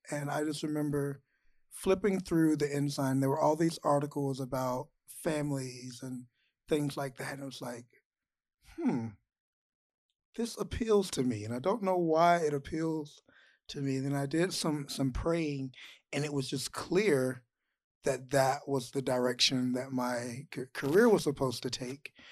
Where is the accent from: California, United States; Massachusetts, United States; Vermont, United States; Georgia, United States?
Georgia, United States; I grew up in Georgia.